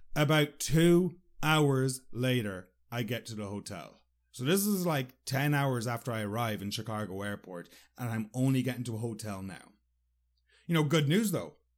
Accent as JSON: {"language": "English", "town": "Sligo", "region": "Connacht", "country": "Ireland", "tie": "born or raised there", "moved": "yes", "said": "Sligo, my hometown"}